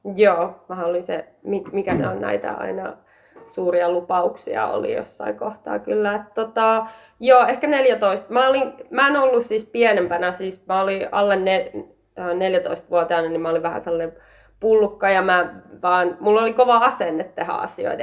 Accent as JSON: {"language": "Finnish", "area": "Partaharju", "region": "Savo", "country": "Finland", "also_born_or_lived": "Jäppilä", "said": "mä tuun Savosta, ää, Partaharjulta"}